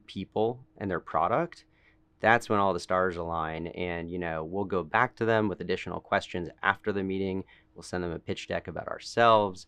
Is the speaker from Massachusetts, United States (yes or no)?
yes; Boston, Massachusetts, United States; moved away; I'm from Boston originally, grew up in a family of entrepreneurs